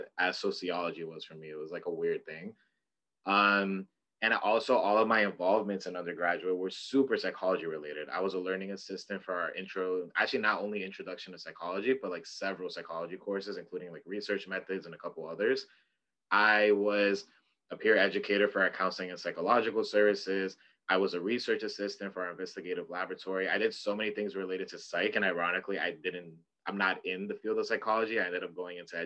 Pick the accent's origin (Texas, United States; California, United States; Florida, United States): Florida, United States; Broward County, South; I'm also from South Florida, specifically Broward County, shout out 954